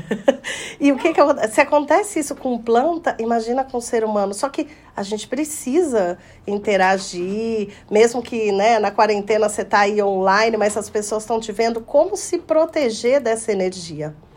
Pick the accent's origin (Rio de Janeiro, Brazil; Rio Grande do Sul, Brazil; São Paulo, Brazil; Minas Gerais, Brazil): Minas Gerais, Brazil; Poços de Caldas; aqui em Poços de Caldas, na minha terra natal